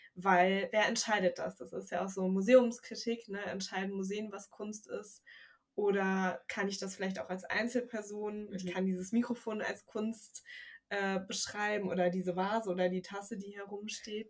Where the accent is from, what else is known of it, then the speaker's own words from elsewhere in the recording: Wuppertal, North Rhine-Westphalia, Germany; moved away as an adult; now in Bremen, Germany; Ich komme ja aus Wuppertal